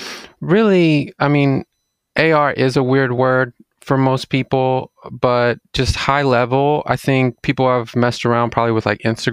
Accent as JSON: {"language": "English", "town": "Jackson", "region": "Mississippi", "country": "United States", "tie": "born or raised there", "also_born_or_lived": "Clinton, United States / Madison, United States", "said": "I mean, I grew up in Mississippi. So Jackson, Mississippi, actually. Moved around a little bit in Mississippi, like Clinton and then Jackson and then an area called Madison."}